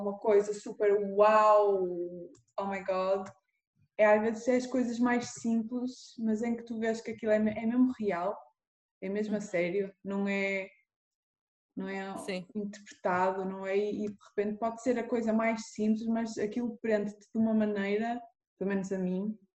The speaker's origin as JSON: {"language": "Portuguese", "town": "Porto", "region": "Norte", "country": "Portugal", "tie": "born or raised there", "also_born_or_lived": "Lisbon / Norway", "moved": "as an adult", "said": "sou aqui do Porto, nasci aqui no Porto"}